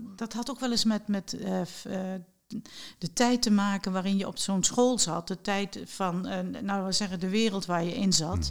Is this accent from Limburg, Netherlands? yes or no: yes; Mook, Limburg, Netherlands; toen ik een, een kind was en ik zat op de lagere school, en op de lagere meidenschool in eh, mijn geboorteplaats Mook